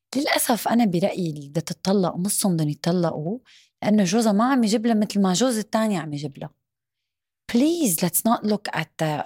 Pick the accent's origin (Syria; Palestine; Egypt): Syria; now in Dubai, United Arab Emirates; انا سوري